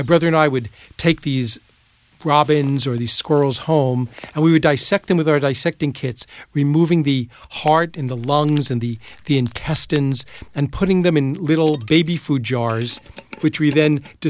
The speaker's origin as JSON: {"language": "English", "town": "Plainview", "region": "New York", "country": "United States", "tie": "born or raised there", "said": "When I was a kid growing up in Plainview, New York on Long Island"}